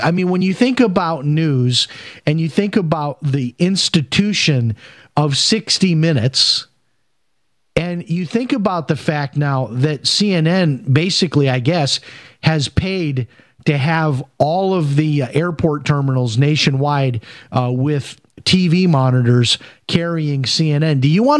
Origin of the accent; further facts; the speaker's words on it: Chicago, Illinois, United States; I remember watching the news and that being a frequent topic when I was growing up in Chicago.